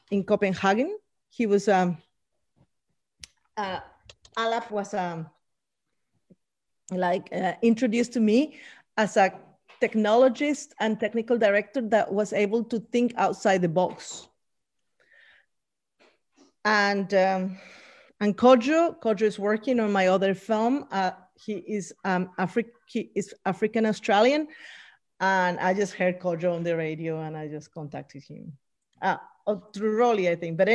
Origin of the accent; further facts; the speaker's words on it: Bolivia; And I'm talking indigenous from Bolivia, that it represents us, that we were not again, the colonizers won't come and tell us our stories again and again and again.